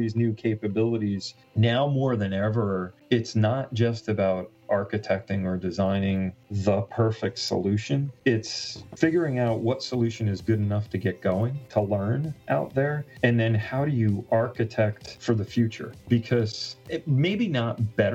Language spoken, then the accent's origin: English; Long Island, New York, United States; moved away as an adult; also born or lived in New Jersey / Connecticut / Pennsylvania / Southern California; I'm actually from Long Island originally, and I just moved back here last year after being off the island for 30 years.